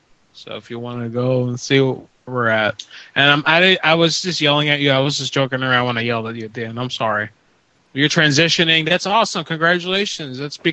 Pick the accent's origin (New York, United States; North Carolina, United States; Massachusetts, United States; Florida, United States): Florida, United States; Orlando; now in Pennsylvania, United States; I moved up to Pennsylvania and it's dead. I was born in Orlando.